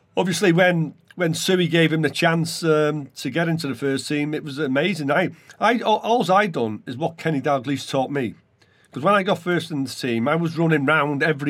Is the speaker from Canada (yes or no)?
no; Welsh, Wales, United Kingdom; being Welsh